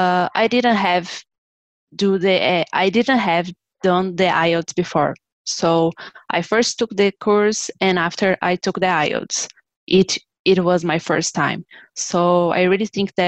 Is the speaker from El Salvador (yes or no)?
no; Brazil; English is a second language; from Brazil, and I am currently living in São Paulo